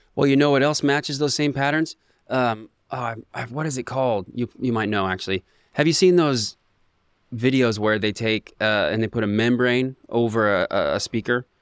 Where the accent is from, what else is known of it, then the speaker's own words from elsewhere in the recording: Ocean Park, Washington, United States; I grew up in Ocean Park